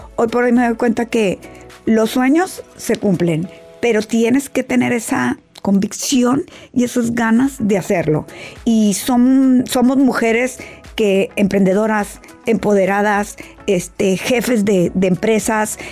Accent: Mexico; yo que soy de México

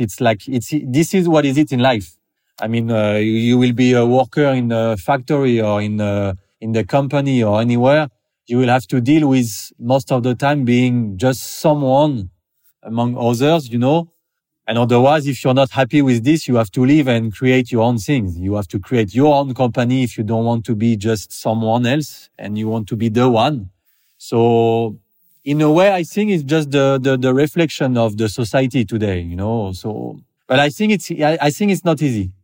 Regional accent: Paris, Île-de-France, France; moved away as an adult; now in French Riviera, France; I'm from Paris, basically, but I moved there in the south of France on French Riviera, like ten, twelve years ago

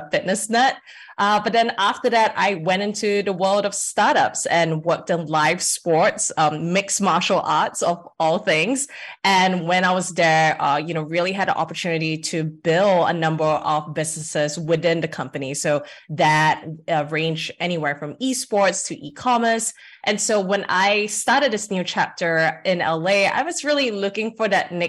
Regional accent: Singapore; moved away as an adult; now in United States; I'm Singaporean, Singapore born and raised

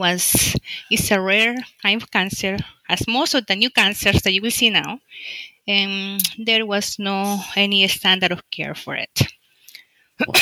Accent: El Salvador; moved away as an adult; now in United States; I am from El Salvador. In El Salvador, I work, I graduate a physician in specialty family medicine. Then I came to the United States

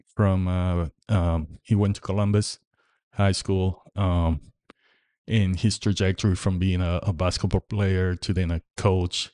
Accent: Puerto Rico; now in Indiana, United States; I grew up in Puerto Rico

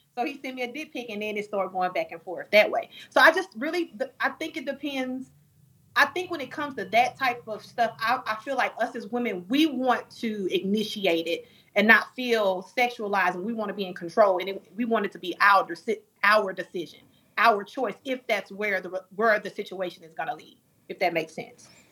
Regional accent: Dallas, Texas, United States; born and raised in Dallas, Texas

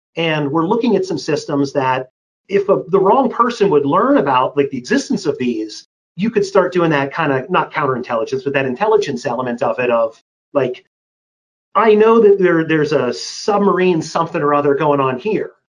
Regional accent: Pittsburgh, Pennsylvania, United States; I was born and raised in Pittsburgh, Pennsylvania.

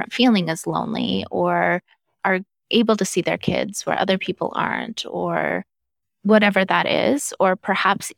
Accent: Idaho, United States; also born or lived in Southern California; We moved from Southern California to the middle of nowhere, Idaho, and grew up on, you know, we farmed our own food

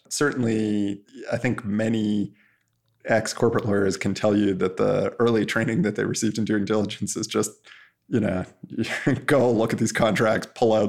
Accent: Canada; which is like the Canadian MIT, and I'm Canadian, so kind of made sense.

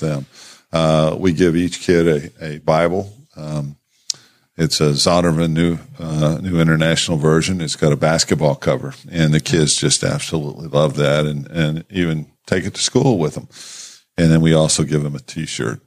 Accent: New Castle, Indiana, United States; moved away as an adult; I chose to come back to Newcastle, my hometown

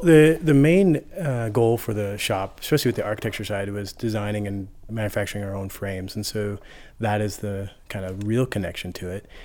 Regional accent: Aurora, Colorado, United States; also born or lived in Chicago; now in Denver, United States; I am from Colorado. I grew up out in southeast Denver, Aurora area.

